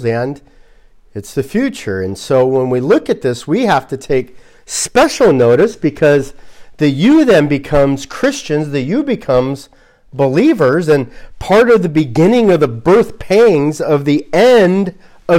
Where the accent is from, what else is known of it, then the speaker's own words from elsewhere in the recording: Glendale, California, United States; moved away; where I grew up in Glendale, right next to it is Caltech